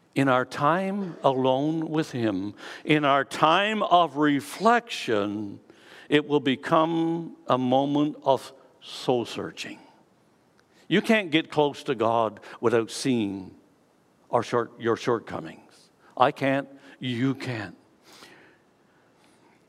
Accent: Canada; This tells me that I am a citizen of Canada. I am Canadian.

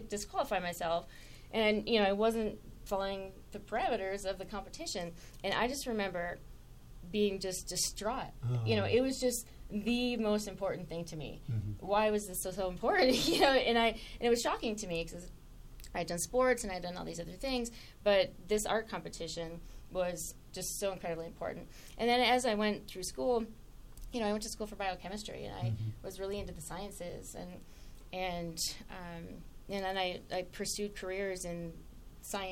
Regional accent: Saginaw, Michigan, United States; I grew up in Michigan in a relatively small town called Saginaw.

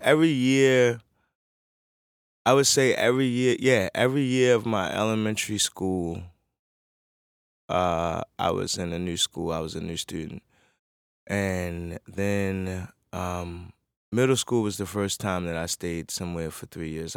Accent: Baltimore, Maryland, United States; also born or lived in New York City, New York; I grew up in Baltimore City

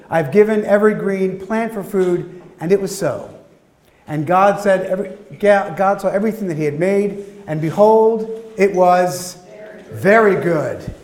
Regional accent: Philadelphia, Pennsylvania, United States; my hometown, Philadelphia

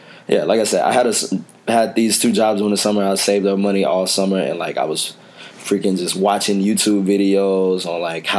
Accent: Dallas, Texas, United States; now in Chicago, United States; I grew up in Pleasant Grove.

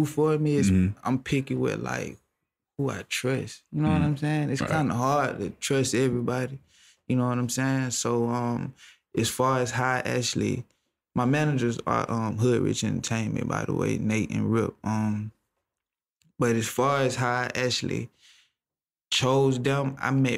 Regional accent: Atlanta, Georgia, United States; Cleveland Avenue is where I grew up

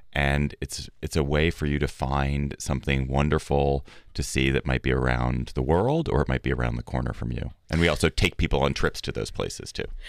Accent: Washington, District of Columbia, United States; my hometown of D C

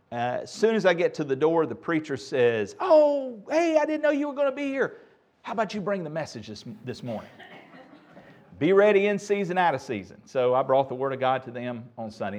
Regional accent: Asheboro, North Carolina, United States; my first speaking engagement was in my hometown of Asheboro

